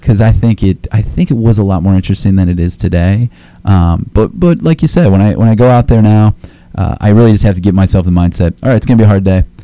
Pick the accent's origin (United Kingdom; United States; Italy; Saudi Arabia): United States; Akron, Ohio; moved away; Akron, Ohio native here